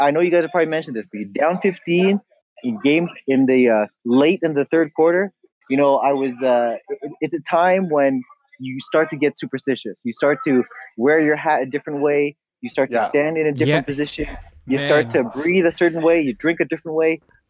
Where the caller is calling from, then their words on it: Akron, Ohio, United States; I am calling you from Akron, Ohio.